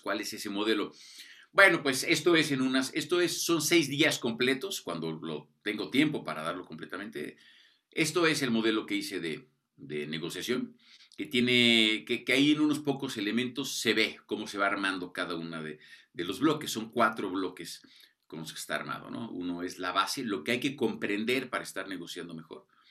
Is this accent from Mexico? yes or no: yes; Mexico; cómo somos los mexicanos, los latinoamericanos, ¿no? pero particularmente los mexicanos